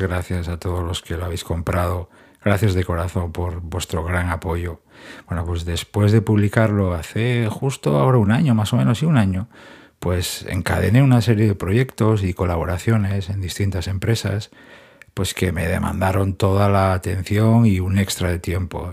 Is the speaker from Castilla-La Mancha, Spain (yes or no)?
no; Gijón, Asturias, Spain; now in Madrid, Spain; después de unos cuantos años viviendo en Gijón, en mi ciudad natal, pues he regresado a Madrid.